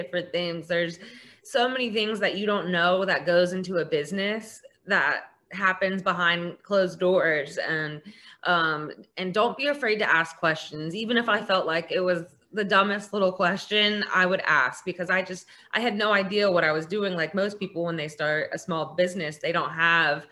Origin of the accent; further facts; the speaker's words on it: West Virginia, United States; now in Florida, United States; I live in Florida now. I mean, I grew up in West Virginia